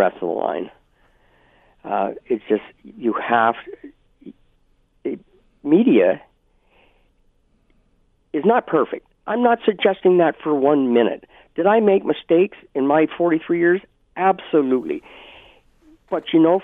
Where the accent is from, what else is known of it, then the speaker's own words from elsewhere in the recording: Brantford, Ontario, Canada; moved away; I'm from Brantford in Brant County